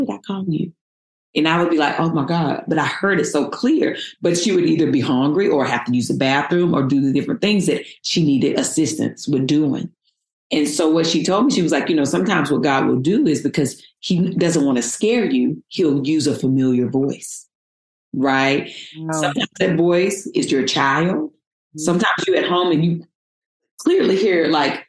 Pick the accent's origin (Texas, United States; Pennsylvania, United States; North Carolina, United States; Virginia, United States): North Carolina, United States; moved away as an adult; now in Los Angeles, United States; I came from North Carolina, born and raised, and I moved